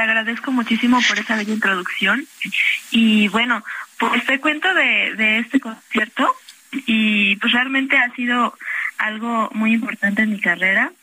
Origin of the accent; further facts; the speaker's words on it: Xalapa, Veracruz, Mexico; moved away; Yo soy de Jalapa, Veracruz